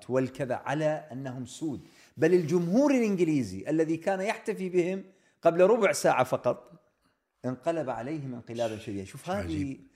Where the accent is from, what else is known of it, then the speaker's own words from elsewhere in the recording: England, United Kingdom; ولما يعرفون ان انا من انجلترا يقولوا انتم بس انتم